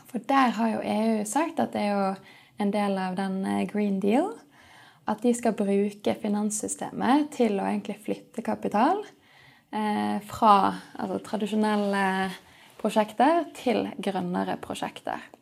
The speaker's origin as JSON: {"language": "Norwegian", "town": "Sandviken", "region": "Vestland", "country": "Norway", "tie": "born or raised there", "also_born_or_lived": "Edinburgh, United Kingdom", "said": "Eh, jeg er oppvokst i Sandviken, så jeg fant ut at jeg kunne ikke bo i Sandviken hele livet. Eh, så jeg studerte i Edinburgh, på universitetet der."}